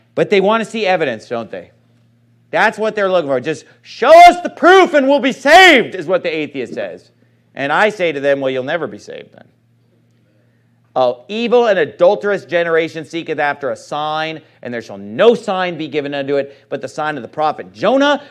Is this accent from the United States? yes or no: yes; Sacramento, California, United States; moved away; My hometown, I, I love Sacramento